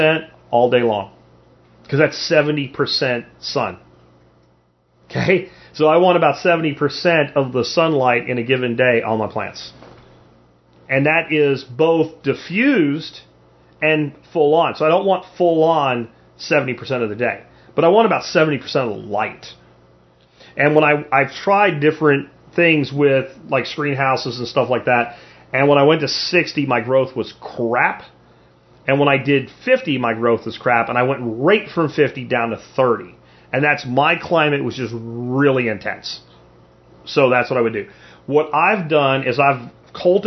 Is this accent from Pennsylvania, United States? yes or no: yes; Pennsylvania, United States; moved away; also born or lived in the South (US); when I grew up in Pennsylvania